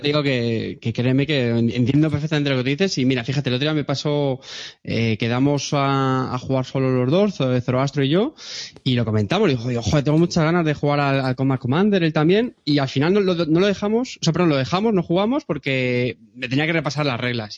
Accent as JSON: {"language": "Spanish", "town": "Montilla", "region": "Andalusia", "country": "Spain", "tie": "born or raised there", "said": "es Montilla, que es mi pueblo"}